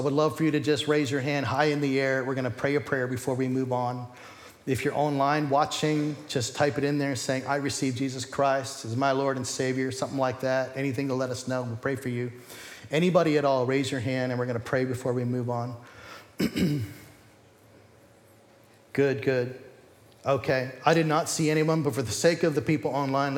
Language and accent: English; United States; we're American